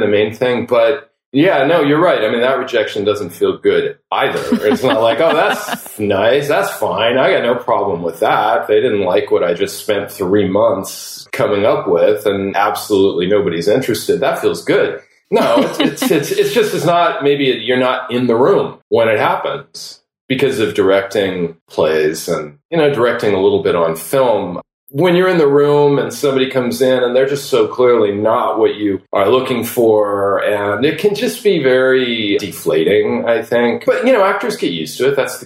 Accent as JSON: {"language": "English", "town": "Los Angeles", "region": "California", "country": "United States", "tie": "born or raised there", "said": "I grew up in Los Angeles"}